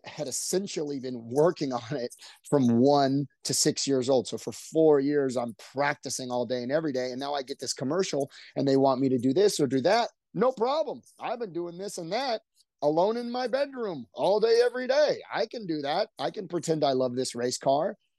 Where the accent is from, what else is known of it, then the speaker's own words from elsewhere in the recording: Orange County, California, United States; We grew up in Orange County